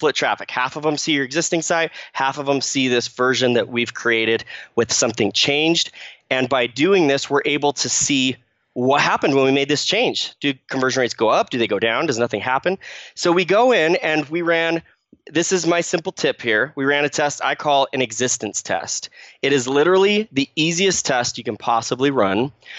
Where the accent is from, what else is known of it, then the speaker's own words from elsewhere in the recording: Phoenix, Arizona, United States; moved away as an adult; now in Utah, United States; So I grew up in Phoenix, Arizona. I lived there for about 18 years and then moved up with my family to Utah, where I live now with my wife